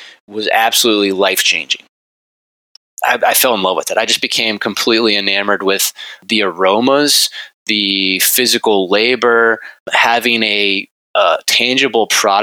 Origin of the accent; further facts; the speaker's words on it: Richmond, Virginia, United States; also born or lived in Berlin, Germany; I grew up in Richmond, Virginia, and went to Virginia Tech